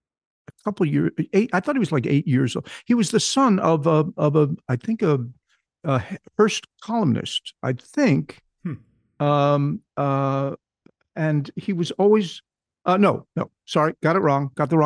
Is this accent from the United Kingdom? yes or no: yes; North West England, United Kingdom; born there; I was born much to my surprise, just outside Manchester, England